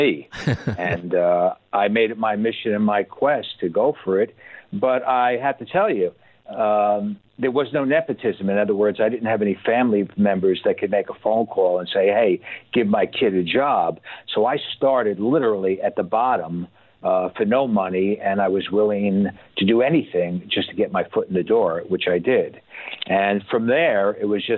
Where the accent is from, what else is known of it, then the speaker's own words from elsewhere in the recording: New York, United States; moved away as an adult; also born or lived in Los Angeles, California; now in Estonia; growing up in New York